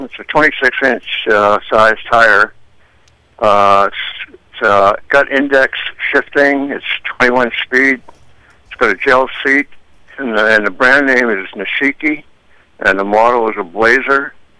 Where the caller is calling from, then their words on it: Rumford, Maine, United States; I'm calling from Rumford